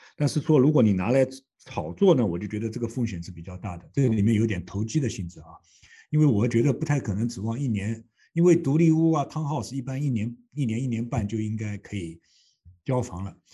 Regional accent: China; now in Toronto, Canada; 我们中国人说的这个借力打力

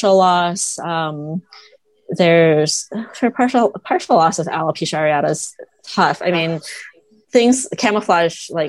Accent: Toledo, Ohio, United States; I grew up in Toledo, Ohio

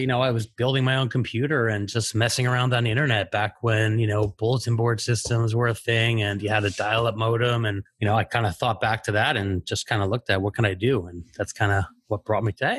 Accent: North New Jersey, United States; also born or lived in Brooklyn, New York; now in New York City, United States; I was born in Brooklyn and grew up in North New Jersey, and that's where I went to school.

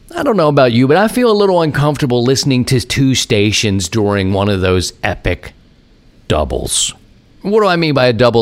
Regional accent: Baltimore, Maryland, United States; now in St. Louis, United States; growing up in Baltimore

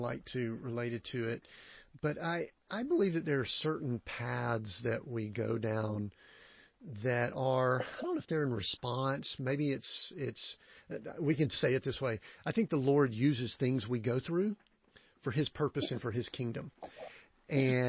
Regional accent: Conyers, Georgia, United States; I grew up in Conyers and went to high school and all there

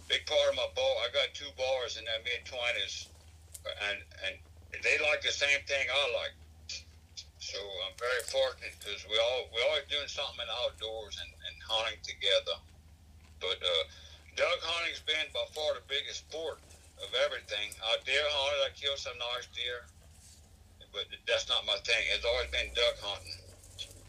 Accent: Avoyelles Parish, Central Louisiana, United States; I'm from Balls Parish, Central Louisiana. And I grew up in a haunting household

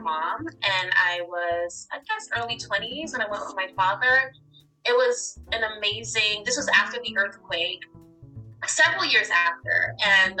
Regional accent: New York City, New York, United States; also born or lived in Canarsie, Brooklyn / Long Island, New York / New Orleans / Maine; now in Dover, United States; I am originally from Brooklyn, New York. My family, I am actually first generation American. My family is from Haiti

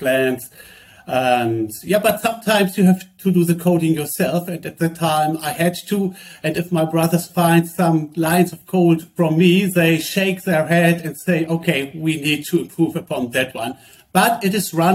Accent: Germany; we come from Germany

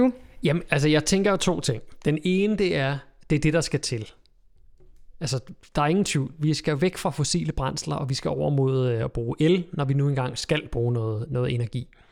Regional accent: Køge, Zealand, Denmark; Derude, hvor jeg kommer fra, ude på Bøgelandet, lige uden for Køge

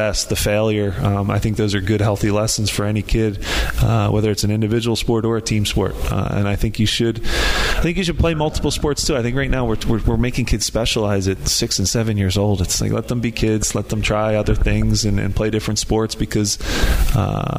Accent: Philadelphia, Pennsylvania, United States; to do it in my hometown

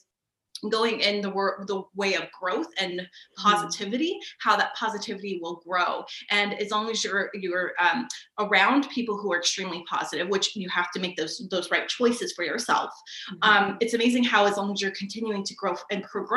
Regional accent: Sacramento, California, United States; I am from Sacramento, California

